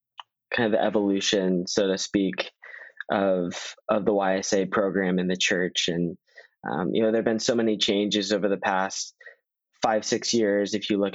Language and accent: English; Virginia, United States; in my ward, I'm a local, I'm from Northern Virginia